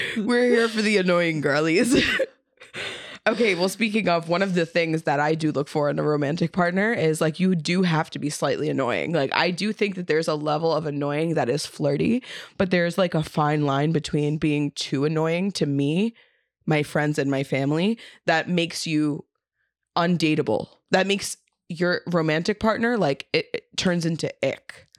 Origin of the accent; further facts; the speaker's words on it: New York City, New York, United States; I'm from South Brooklyn